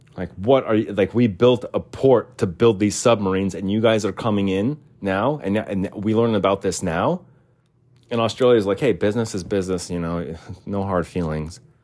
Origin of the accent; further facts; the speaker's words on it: United States; as an American